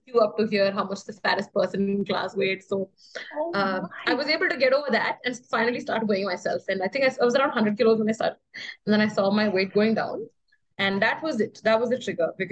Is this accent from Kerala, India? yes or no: yes; Kerala, India; moved away; I came to Kerala, which is my hometown, for like a small visit